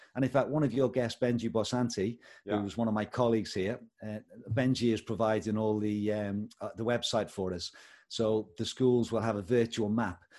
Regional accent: Liverpool, North West England, United Kingdom; moved away as an adult; also born or lived in Bangladesh / India; now in Paisley, United Kingdom; I hail from Liverpool originally. That's where I was born and brought up. But we've lived in Paisley, just next to Glasgow, for the last 19 years.

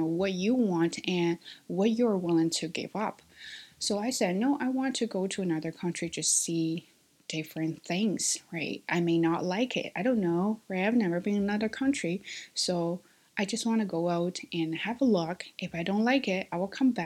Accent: China; English is a second language; my identity as a Chinese

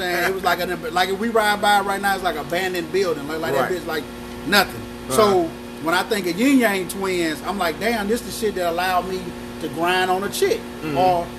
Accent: the South, United States; because I'm from the South.

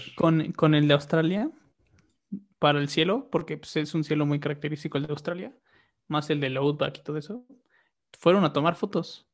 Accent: Mexico; Como mexicano

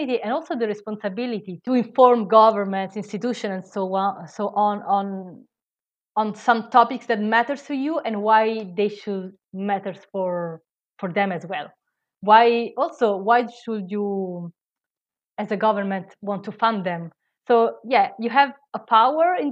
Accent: Italy; English is a second language; moved away; I am Italian, I don't know if you hear from my accent

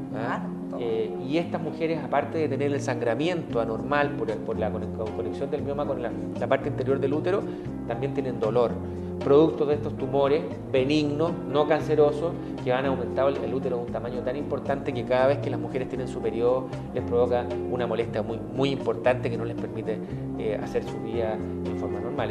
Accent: Chile; nosotros como chilenos

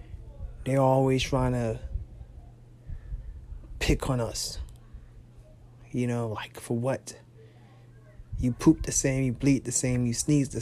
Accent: United States; a young black man growing up in America

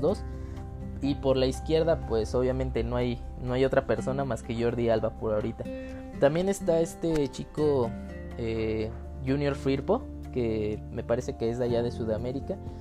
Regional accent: Mexico; soy mexicano.

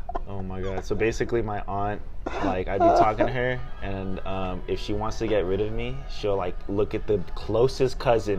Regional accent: Philippines; I'm Filipino, Anne's Filipino

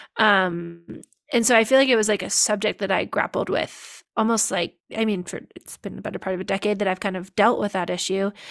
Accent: Olympic Valley, California, United States; also born or lived in Paris, France; I grew up here in Tahoe and Olympic Valley

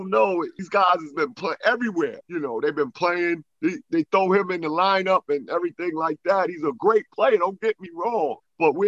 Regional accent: New York City, New York, United States; I was brought up in New York City

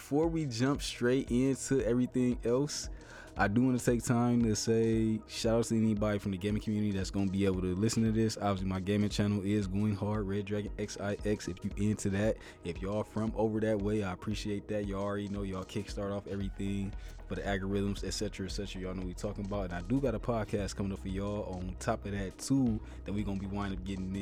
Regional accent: Ohio, United States; my home state, which I love

